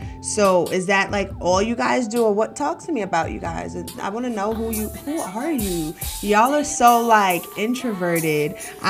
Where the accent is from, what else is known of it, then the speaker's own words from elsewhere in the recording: Brooklyn, New York, United States; So it's so interesting because I'm from Brooklyn, New York, and growing up, I have this uncle and we used to go to a lot of like punk rock festivals